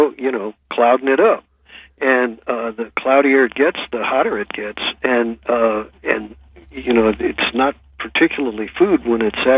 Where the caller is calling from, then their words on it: Guam; Well, I'm calling you from Guam, so I can only tell you that it's a little after 5.